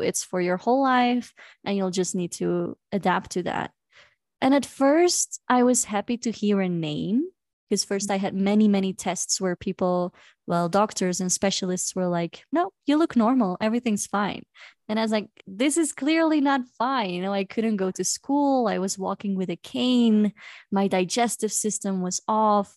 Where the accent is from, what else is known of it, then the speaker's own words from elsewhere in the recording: Belgium; moved away as an adult; now in Cusco, Peru; I am from Belgium